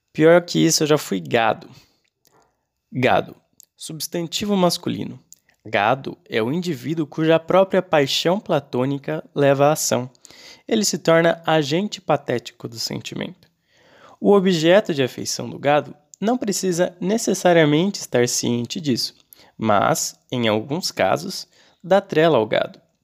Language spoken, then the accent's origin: Portuguese; Maceió, Alagoas, Brazil; eu sou alagoano de Maceió, né?